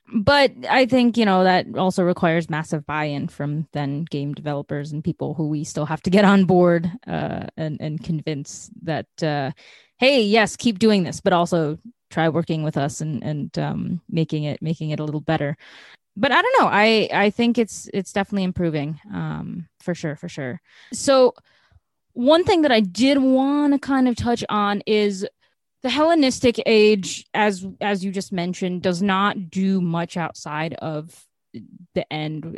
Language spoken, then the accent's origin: English; Chicago, Illinois, United States; I'm from Chicago